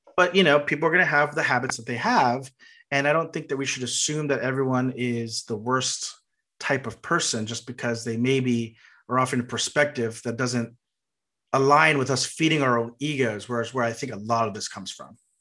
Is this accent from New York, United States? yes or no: no; Texas, United States; being from Texas